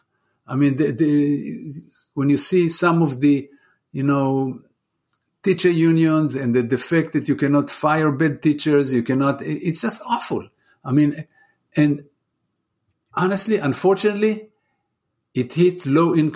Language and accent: English; Israel; moved away as an adult; now in United States; I'm from Israel. I'm originally from Israel.